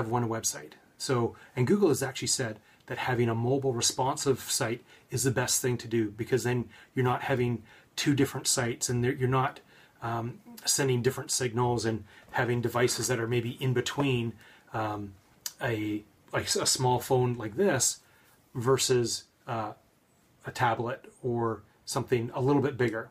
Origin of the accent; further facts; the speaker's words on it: Victoria, British Columbia, Canada; born or raised there